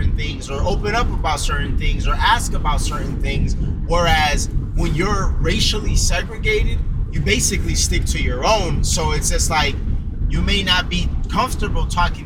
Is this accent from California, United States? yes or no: no; Chicago, Illinois, United States; I'm from Chicago.